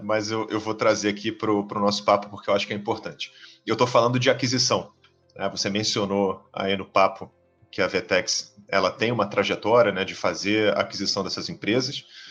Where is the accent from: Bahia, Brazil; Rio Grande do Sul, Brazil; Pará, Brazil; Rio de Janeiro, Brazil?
Rio de Janeiro, Brazil; Pelo meu sotaque, todo mundo sabe que eu sou aqui do Rio de Janeiro